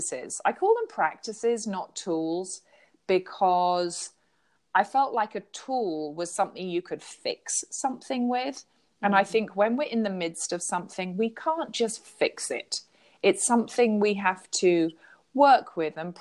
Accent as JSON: {"language": "English", "country": "United Kingdom", "said": "I'm a Brit."}